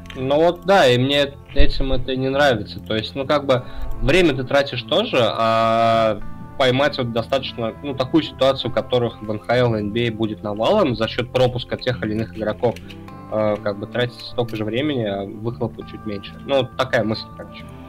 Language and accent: Russian; Samara Oblast, Russia; я немножко из Самарского региона